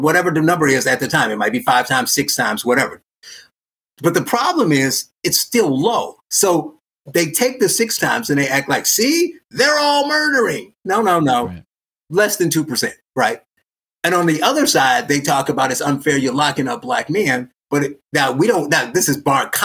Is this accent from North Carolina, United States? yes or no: no; Gary, Indiana, United States; I was born in Gary, Indiana